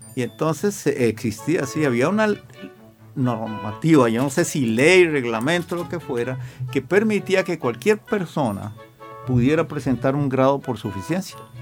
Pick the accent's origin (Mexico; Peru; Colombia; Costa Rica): Costa Rica; Alajuela; Yo nací en, en el barrio del Carmen de Alajuela.